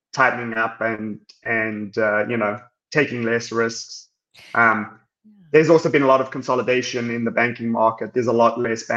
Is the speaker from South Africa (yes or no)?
yes; South Africa; moved away as an adult; now in Houston, United States; I'm South African, born and raised, and then I came here for college